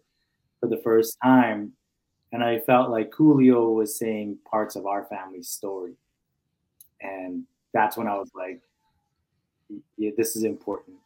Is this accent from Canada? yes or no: yes; Calgary, Alberta, Canada; I'm from a community called Forest Lawn.